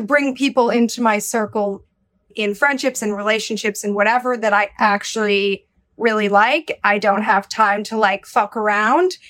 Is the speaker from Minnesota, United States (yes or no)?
yes; Minnesota, United States; now in New York City, United States; I also identify as a Minnesotan. and as a Midwesterner, okay? I was born in Minnesota